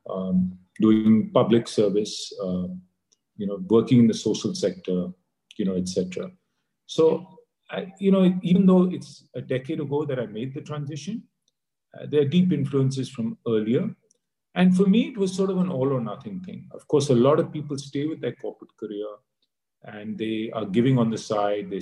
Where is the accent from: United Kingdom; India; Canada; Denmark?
India; also born or lived in United States; growing up in India in school, our only aspiration was to get, you know, the best job